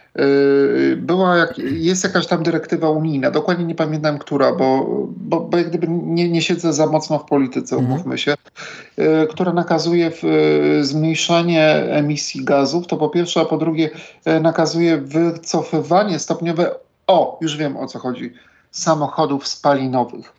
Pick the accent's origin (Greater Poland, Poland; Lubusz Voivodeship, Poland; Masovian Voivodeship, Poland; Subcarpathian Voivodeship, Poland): Greater Poland, Poland; Poznań; now in Warsaw, Poland; Ja jestem z Poznania